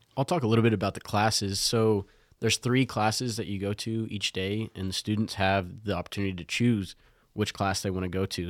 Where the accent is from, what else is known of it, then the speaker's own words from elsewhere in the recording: Lubbock, Texas, United States; I grew up here in Lubbock